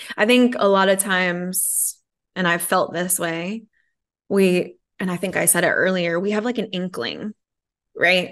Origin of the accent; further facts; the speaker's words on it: Connecticut, United States; I was raised in Connecticut